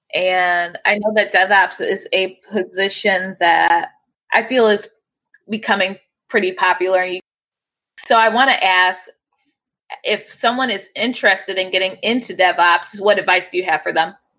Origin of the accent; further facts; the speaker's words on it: Cleveland, Ohio, United States; Growing up in Cleveland